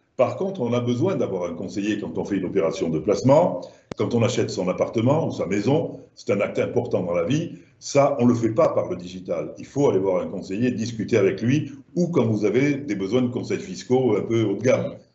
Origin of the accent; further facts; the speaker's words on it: Languedoc, Occitania, France; accent: southern French; moved away; comme mon accent doit vous le laisser penser, je suis du sud de la France